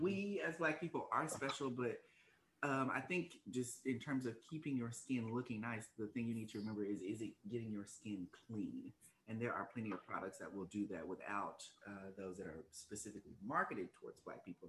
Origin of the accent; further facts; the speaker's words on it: Arkansas, United States; accent: Arkansas; moved away as an adult; also born or lived in Washington DC area (DMV); now in Washington DC area, United States; I'm originally from Arkansas, born and raised